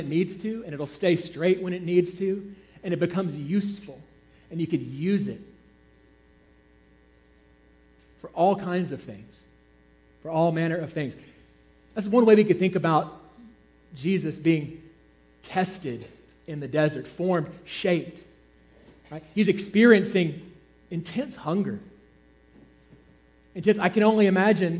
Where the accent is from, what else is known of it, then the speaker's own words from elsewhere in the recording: Georgia, United States; I'm from Georgia. We have a lot of mountains there.